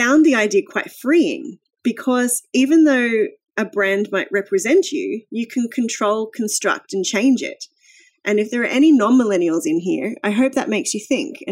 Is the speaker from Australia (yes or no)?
yes; Australia; also born or lived in Brisbane; I'm an Australian